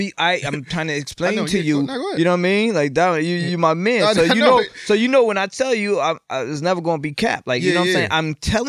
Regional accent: East Hartford, Connecticut, United States; they were smart enough to move us to East Hartford

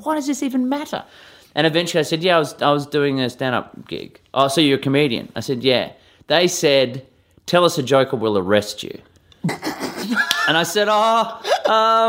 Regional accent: Perth, Western Australia, Australia; moved away as an adult; also born or lived in Melbourne, Australia; moving from my hometown of Perth in Western Australia

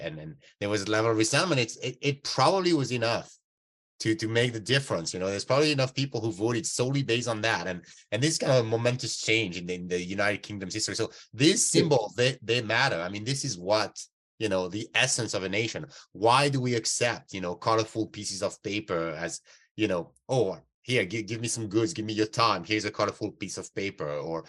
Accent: Canada; Yeah, and I'm a Canadian guy, you know.

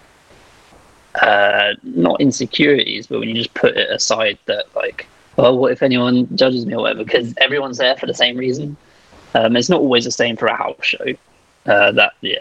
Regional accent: United Kingdom; we all do as British people

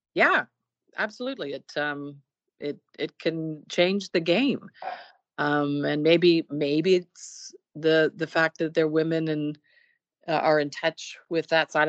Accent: Burlington, Ontario, Canada; now in Toronto, Canada; I was born in Burlington, Ontario, which is a suburb of Toronto, where I lived uh, up until the age of about 18

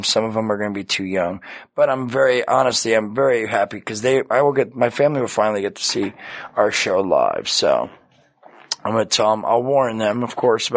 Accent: Red Bank, New Jersey, United States; now in Los Angeles, United States; It's an awesome theater in Red Bank, New Jersey, my hometown

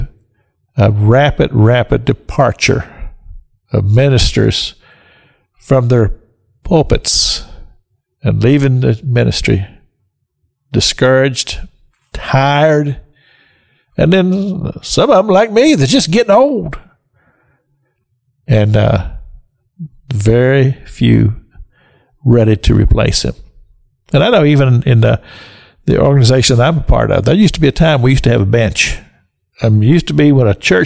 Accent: Kentucky, United States; I grew up in Kentucky

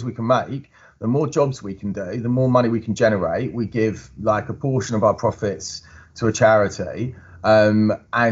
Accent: Chigwell, East of England, United Kingdom; my hometown of Chigwell

